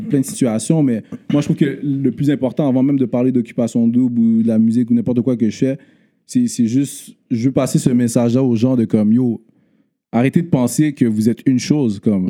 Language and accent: French; Montreal, Quebec, Canada; also born or lived in Laval; J'ai grandi à Montréal Nord, euh, de un, ben, de ma naissance à dix ans